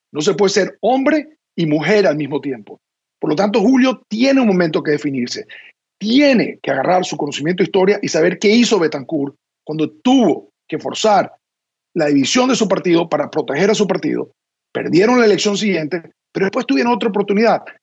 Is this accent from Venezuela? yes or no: yes; Venezuela; now in Washington, United States; nuestro país